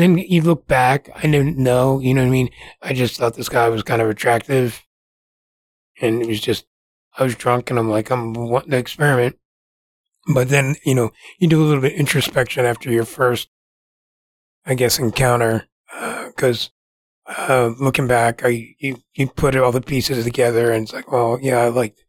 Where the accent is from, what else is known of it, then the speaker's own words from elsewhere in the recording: New Jersey, United States; moved away as an adult; I relocated here from New Jersey